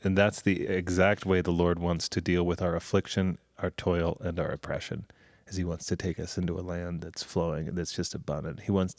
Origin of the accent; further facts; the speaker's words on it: Denver, Colorado, United States; Oh, yeah. I grew up in Denver.